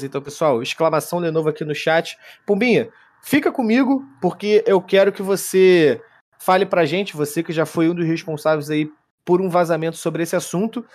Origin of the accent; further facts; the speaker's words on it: Brazil; eu sou brasileiro